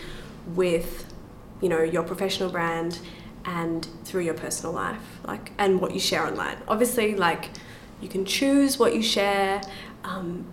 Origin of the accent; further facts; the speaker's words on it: Australia; I'm from Australia